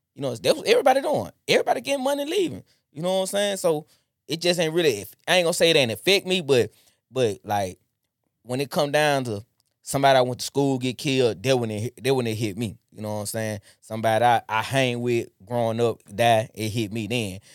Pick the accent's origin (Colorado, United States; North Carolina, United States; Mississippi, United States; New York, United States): Mississippi, United States; Jackson; I'm born and raised from Jackson. I'm from Vernon District